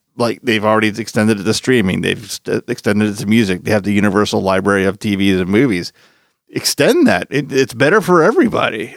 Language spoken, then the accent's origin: English; Philadelphia, Pennsylvania, United States; moved away; I am originally from Philadelphia